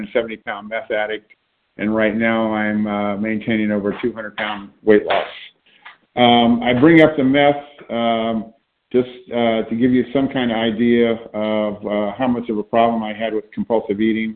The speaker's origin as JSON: {"language": "English", "town": "Shreveport", "region": "Louisiana", "country": "United States", "tie": "born or raised there", "also_born_or_lived": "Santa Barbara, California / Oakland, California", "moved": "as an adult", "said": "I grew up in Louisiana, in Shreveport, Louisiana, which is northern Louisiana."}